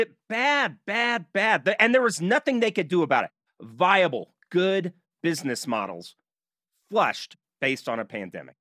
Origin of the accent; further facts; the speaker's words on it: Nashville, Tennessee, United States; now in Utah, United States; I'm from Nashville before I moved out to Utah